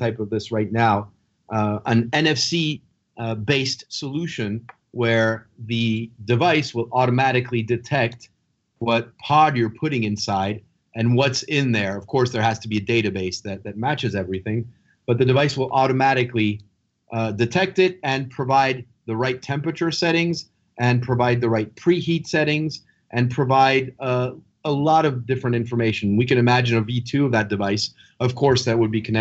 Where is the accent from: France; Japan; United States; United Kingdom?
France; moved away; France, my home country